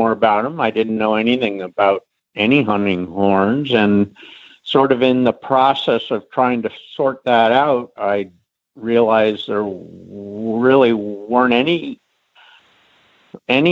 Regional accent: Middleburg, Virginia, United States; I grew up in Middleburg

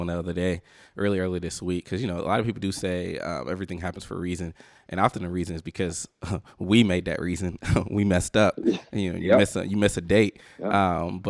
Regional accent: the South, United States; I'm from the South

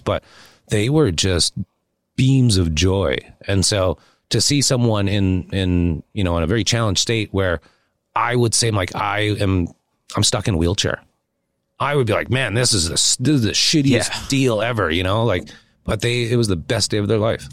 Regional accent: Saskatoon, Saskatchewan, Canada; moved away; also born or lived in Beverly Hills; I think being raised, born and raised in Saskatoon, Saskatchewan

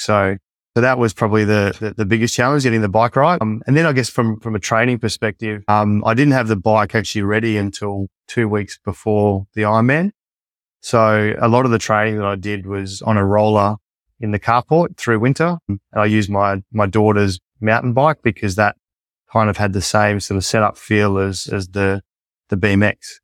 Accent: Collie, Western Australia, Australia; also born or lived in Perth, Australia; when we grew up in Collie, one, one of four siblings

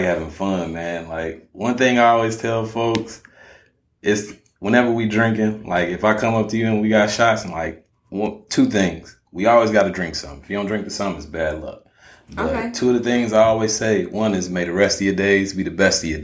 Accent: Chicago, Illinois, United States; I'm from Chicago.

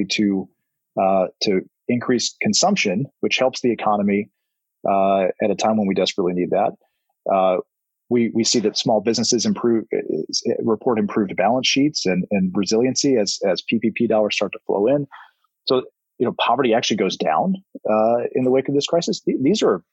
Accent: South Carolina, United States; moved away; I'm from South Carolina

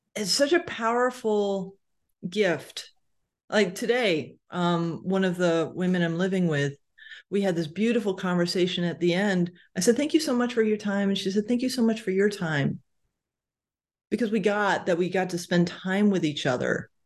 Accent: Connecticut, United States; moved away; I'm from Connecticut originally, so, y, you know, East Coast

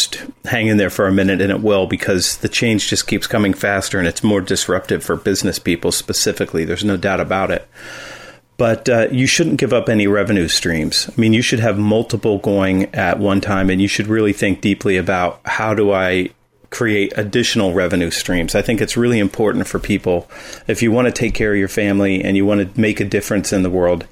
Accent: Columbus, Ohio, United States; also born or lived in Los Angeles; I grew up in Columbus, Ohio

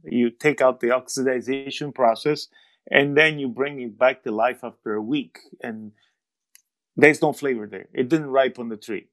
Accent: Vasto, Abruzzo, Italy; Vasto, which is also my hometown.

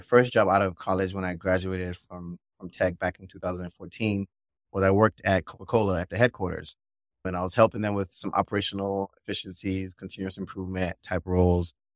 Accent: Nigeria; moved away; also born or lived in Maryland, United States; I was born in Maryland, my whole family, really, and then we moved, we all moved to Nigeria when I was about seven years old

